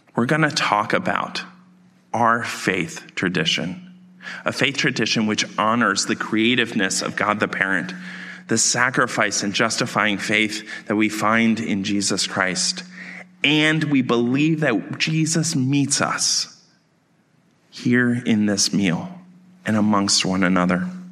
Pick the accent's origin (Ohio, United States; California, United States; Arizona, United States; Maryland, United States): Maryland, United States; outside of Baltimore; I grew up outside of Baltimore